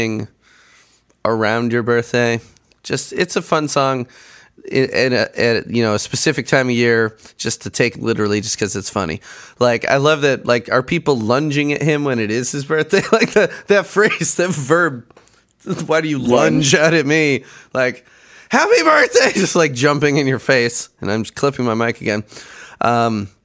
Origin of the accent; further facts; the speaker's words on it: Chicago, Illinois, United States; I grew up in Chicago